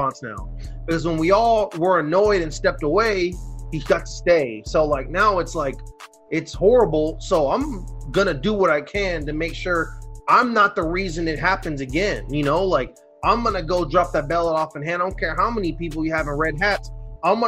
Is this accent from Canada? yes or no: no; Brazil; now in United States; the country I live